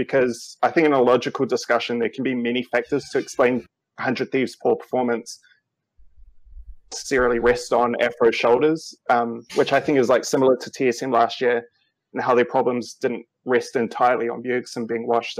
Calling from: New Zealand; Kia ora koutou. Calling from New Zealand.

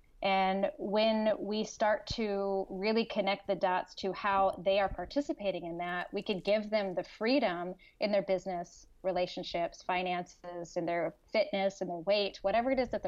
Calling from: California, United States; Northern California. So just north of Sacramento, a little bit in between what I say Sacramento and Lake Tahoe.

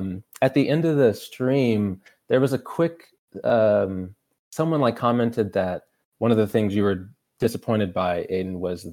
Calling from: Louisiana, United States; Louisiana, down south.

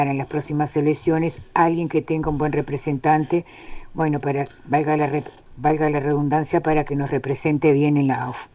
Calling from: Ciudad de la Costa, Canelones, Uruguay; Buenas tardes muchachos … de la Ciudad de la Costa, los escucho siempre

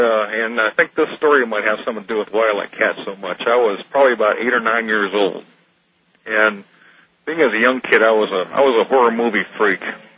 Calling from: Jackson, Michigan, United States; I'm calling from Jackson, Michigan.

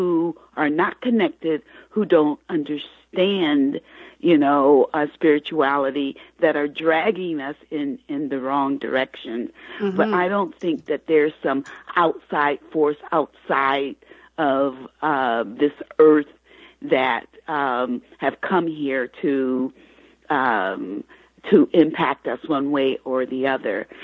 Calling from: Michigan, United States; I'm calling from Michigan.

